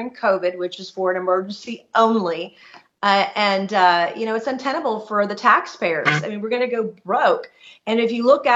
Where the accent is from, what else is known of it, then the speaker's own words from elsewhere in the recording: South Carolina, United States; the people of South Carolina, my great state, my home state